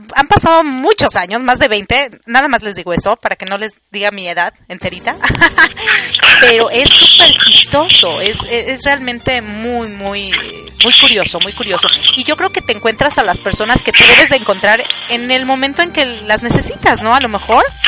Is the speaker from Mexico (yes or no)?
yes; Mexico; moved away; pues de México